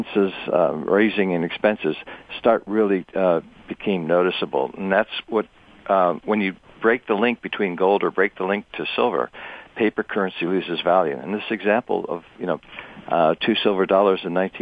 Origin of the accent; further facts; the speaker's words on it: Ohio, United States; growing up in the States